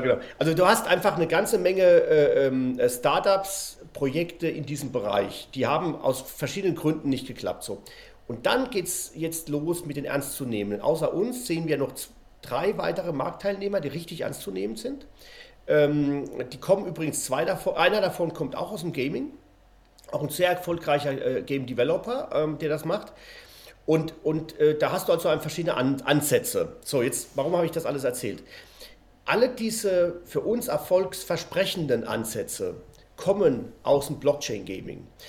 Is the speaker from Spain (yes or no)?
yes; Spain; moved away; Ich bin ja in Spanien aufgewachsen